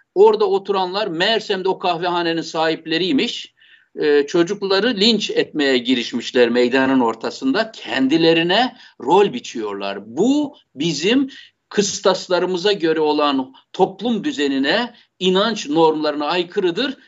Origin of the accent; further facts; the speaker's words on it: Black Sea Region, Turkey; ben bir Karadenizli olarak